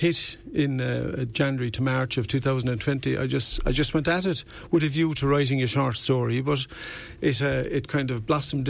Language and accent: English; Youghal, Munster, Ireland; now in Wexford, Ireland; I came from Youghal, County Cork.